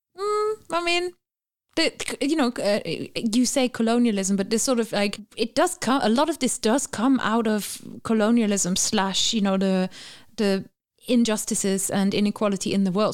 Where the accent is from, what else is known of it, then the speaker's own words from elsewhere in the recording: Germany; moved away; I remember when I was growing up, we did watch the Eurovision Song Contest in my family. Obviously, I'm from Germany